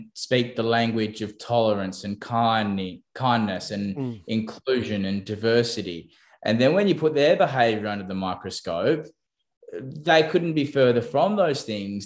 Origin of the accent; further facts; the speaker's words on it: New South Wales Central Coast, Australia; first language English; growing up on the New South Wales Central Coast